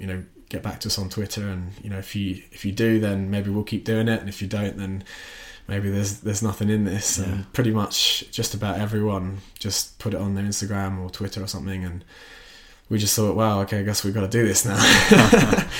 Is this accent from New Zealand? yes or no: no; Australia; moved away as an adult; also born or lived in Watford, United Kingdom; now in London, United Kingdom; I grew up in, in Australia and I moved here when I was eighteen.